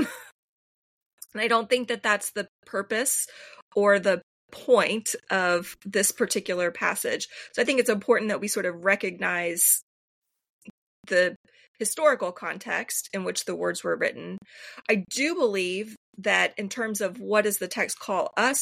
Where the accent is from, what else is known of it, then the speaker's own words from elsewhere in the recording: United States; for us as modern American Christians